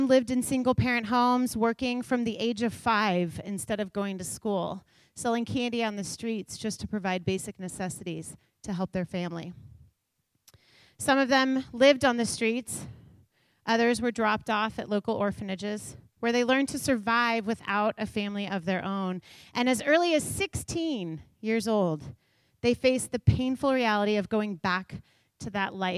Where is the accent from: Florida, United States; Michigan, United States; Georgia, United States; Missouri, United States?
Missouri, United States; Kansas City; I grew up in Kansas City